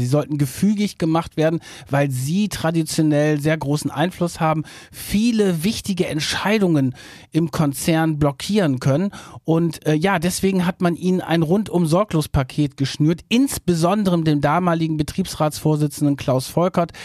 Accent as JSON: {"language": "German", "town": "Verden an der Aller", "region": "Lower Saxony", "country": "Germany", "tie": "born or raised there", "also_born_or_lived": "Hamburg", "moved": "as an adult", "said": "komme auch aus Norddeutschland, bin aufgewachsen in Pferden an der Aller, das ist in der Nähe von Bremen"}